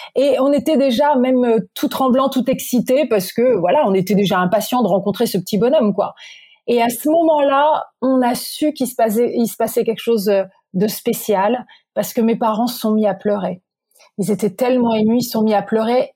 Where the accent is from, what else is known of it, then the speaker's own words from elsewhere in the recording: Normandy, France; je suis née en Normandie